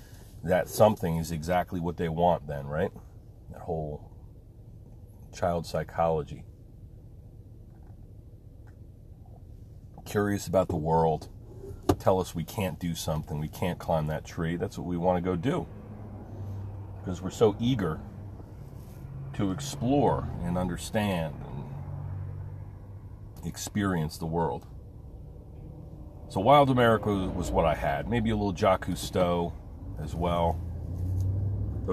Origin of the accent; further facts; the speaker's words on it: Pine Barrens of New Jersey, United States; growing up in the Pine Barrens of New Jersey